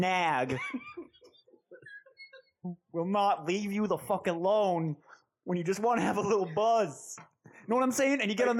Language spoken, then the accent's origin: English; Staten Island, New York, United States; I'm from Staten Island. How you doing, bro?